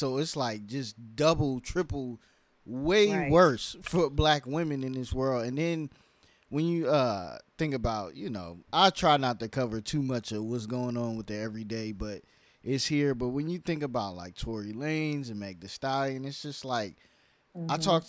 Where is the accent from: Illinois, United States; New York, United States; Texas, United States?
New York, United States; also born or lived in California; now in Atlanta, United States; You know, I'm from New York originally, but I lived in California, all different places.